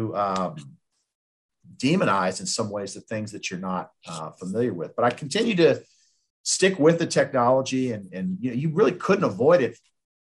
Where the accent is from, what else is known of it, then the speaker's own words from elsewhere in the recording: Richmond, Virginia, United States; So my good friend who lives out in California, I grew up with him in Richmond.